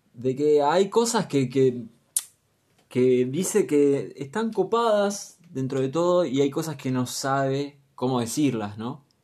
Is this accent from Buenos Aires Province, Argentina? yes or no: yes; Luján, Buenos Aires Province, Argentina; Soy de Luján, 26 añitos nada más.